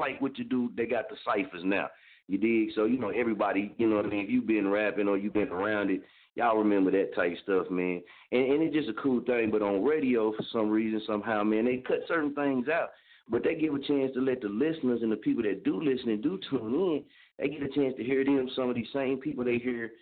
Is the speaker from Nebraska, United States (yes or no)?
no; Oklahoma, United States; I'm from Oklahoma